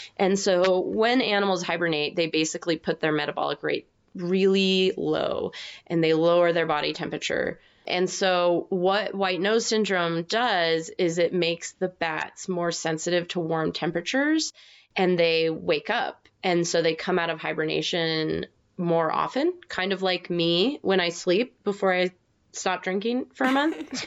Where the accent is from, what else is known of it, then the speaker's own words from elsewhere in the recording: United States; I'm American